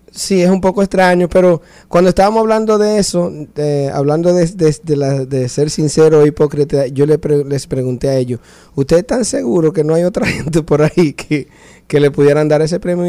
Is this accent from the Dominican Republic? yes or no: yes; Dominican Republic; now in New Orleans, United States; mi país